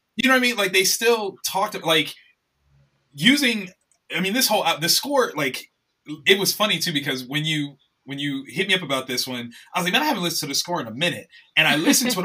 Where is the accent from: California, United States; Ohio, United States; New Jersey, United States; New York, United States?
Ohio, United States; Columbus; I'm born and raised in Columbus, Ohio